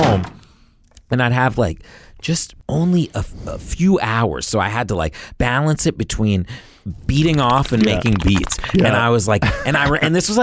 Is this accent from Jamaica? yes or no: no; Virginia, United States; moved away; I went back to my hometown in Virginia